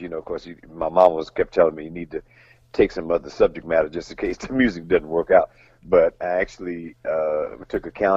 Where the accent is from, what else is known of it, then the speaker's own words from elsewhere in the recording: San Francisco, California, United States; moved away as an adult; also born or lived in Los Angeles; I'm from San Francisco